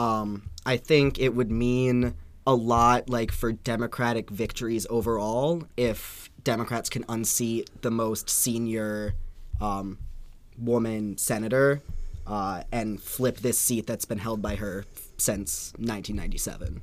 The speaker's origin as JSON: {"language": "English", "region": "Michigan", "country": "United States", "tie": "born or raised there", "said": "Michigan, which is my home state"}